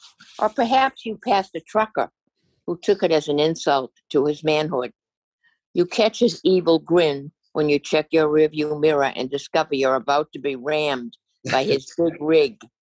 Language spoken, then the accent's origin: English; Massachusetts, United States; In my home state of Massachusetts, a tailgating incident threatened to turn deadly